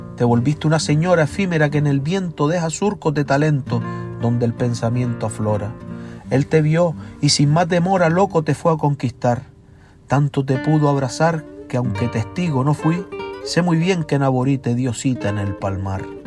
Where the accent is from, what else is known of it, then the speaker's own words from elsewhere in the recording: Gran Canaria, Canary Islands, Spain; soy verseador de las Islas Canarias, de la isla de Gran Canaria concretamente